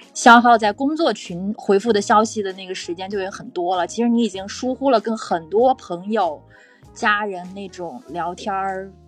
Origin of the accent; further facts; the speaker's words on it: Qingdao, Shandong, China; accent: Qingdao; now in Shanghai, China; 我老家是青岛的，所以我待会儿可能会有点青岛口音